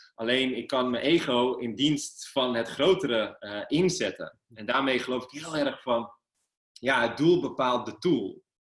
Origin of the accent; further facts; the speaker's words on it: Amsterdam, North Holland, Netherlands; waar ik vandaan kom, eh, ja, uh, gewoon een jongen uit Amsterdam-Noord